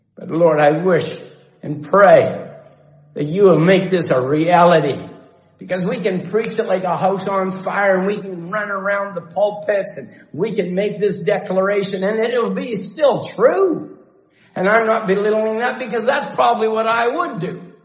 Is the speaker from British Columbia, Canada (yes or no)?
yes; Chilliwack, British Columbia, Canada; I grew up in Chilliwack.